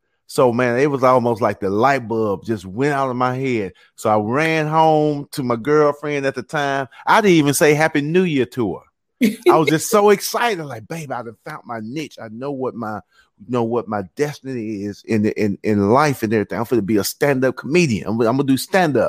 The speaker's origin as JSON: {"language": "English", "region": "Mississippi", "country": "United States", "tie": "born or raised there", "moved": "as an adult", "lives_now": "Atlanta, United States", "said": "Growing up in Mississippi"}